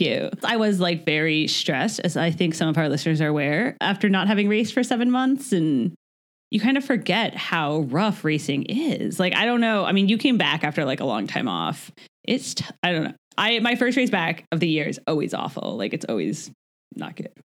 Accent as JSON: {"language": "English", "country": "United States", "said": "we're American"}